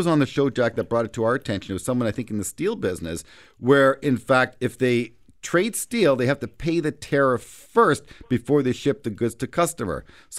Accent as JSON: {"language": "English", "town": "Minden", "region": "Ontario", "country": "Canada", "said": "I'm from Minden"}